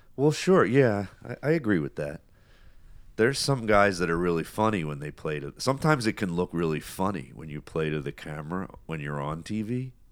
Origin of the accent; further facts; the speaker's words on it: United States; being an American